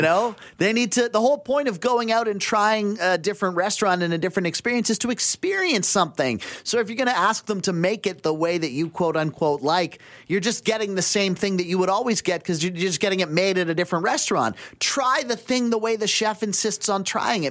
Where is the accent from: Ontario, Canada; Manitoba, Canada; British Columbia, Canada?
British Columbia, Canada; Abbotsford; moved away; I grew up in Abbotsford